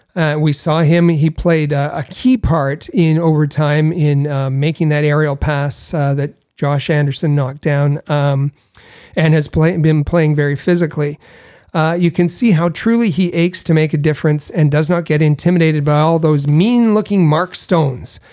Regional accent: Thunder Bay, Ontario, Canada; I grew up in Thunder Bay

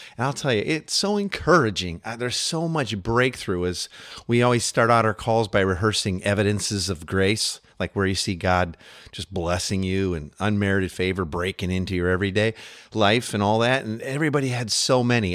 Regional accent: United States; as an American living here

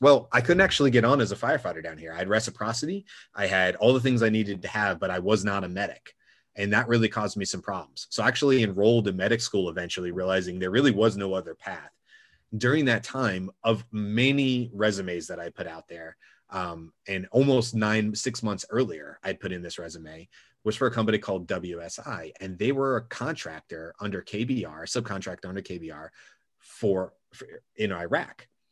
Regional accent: Georgia, United States; my parents were born and raised in Brooklyn, uh, but I spent most of my life growing up in Georgia.

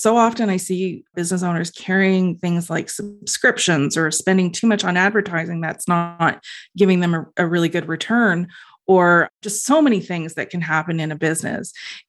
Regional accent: Ontario, Canada; Being Canadian, and well, being specifically in Ontario too

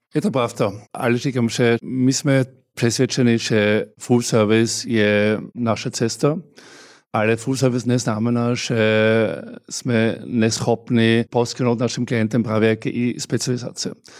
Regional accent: Austria; Czech is a second language; now in Czech Republic; já jsem samozřejmě hrdý Rakošánem

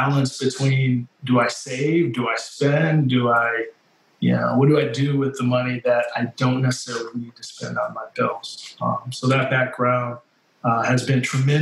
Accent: Grand Rapids, Michigan, United States; moved away as an adult; also born or lived in East Lansing, Michigan / Florida; now in Charlotte, United States; I grew up in Grand Rapids, Michigan, and I would say East Lansing, Michigan, through my high school years

